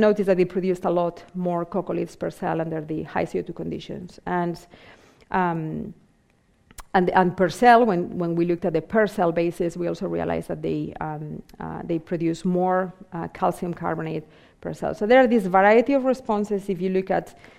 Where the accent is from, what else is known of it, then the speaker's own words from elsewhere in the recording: Vigo, Galicia, Spain; moved away; also born or lived in Southampton; my hometown in Vigo in Spain